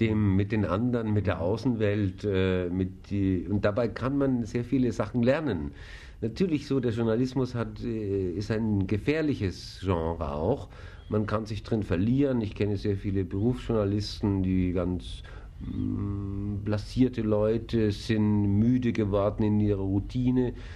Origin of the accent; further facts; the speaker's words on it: Kaufbeuren, Bavaria, Germany; now in Munich, Germany; Ich komme auch aus Bayern